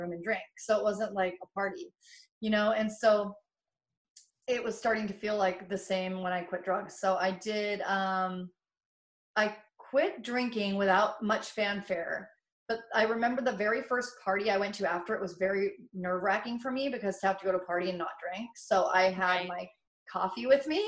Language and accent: English; Kennewick, Washington, United States; I grew up in Kennewick, Washington